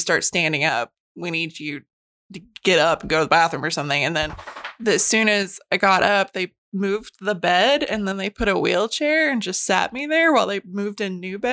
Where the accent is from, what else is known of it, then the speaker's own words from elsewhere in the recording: Calico Rock, Arkansas, United States; That happened in my hometown where I grew up. They closed Calico Rock.